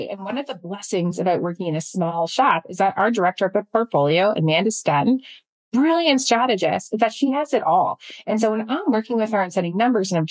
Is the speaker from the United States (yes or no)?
no; Canada; I'm Canadian, right? right? So like, we don't want to be talking about this. We're very nice, polite people.